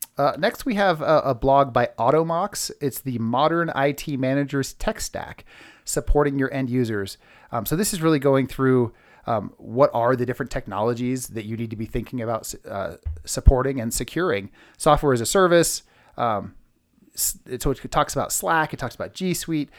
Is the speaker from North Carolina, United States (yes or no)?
no; Bay Area, California, United States; I'm from the Bay Area